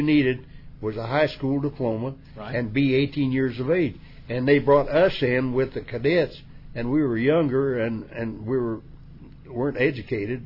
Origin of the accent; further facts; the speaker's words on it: West Virginia, United States; West Virginia was a place where right. everything was face value